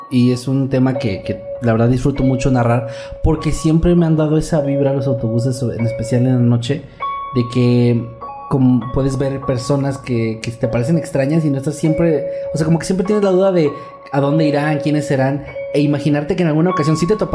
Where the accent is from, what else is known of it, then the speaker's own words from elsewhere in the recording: Guayaquil, Guayas, Ecuador; En la ciudad de Guayaquil, de donde soy originario, existe un sistema de transporte de autobuses llamado Metrovía